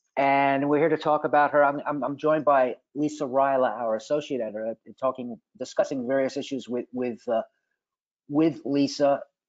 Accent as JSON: {"language": "English", "town": "New York City", "region": "New York", "country": "United States", "moved": "yes", "said": "I'm from New York City"}